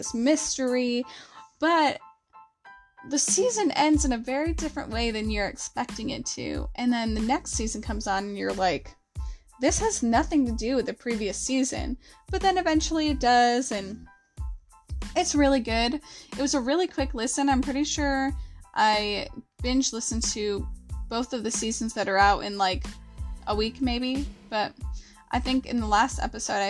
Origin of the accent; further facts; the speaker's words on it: the South, United States; we're from the South here